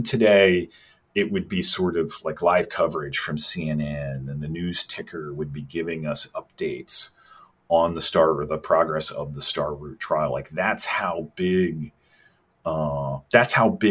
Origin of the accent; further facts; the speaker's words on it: Maryland, United States; I grew up in Maryland in the 1970s